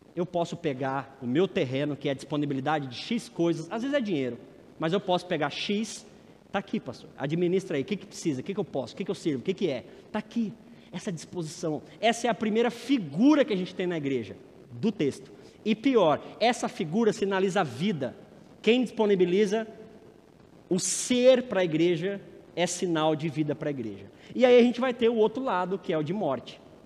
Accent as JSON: {"language": "Portuguese", "region": "São Paulo", "country": "Brazil", "tie": "born or raised there", "said": "A igreja de onde eu tive minha adolescência em São Paulo"}